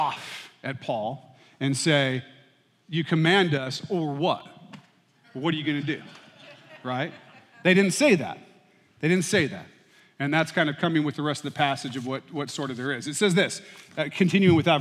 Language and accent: English; United States; I was born and raised in the United States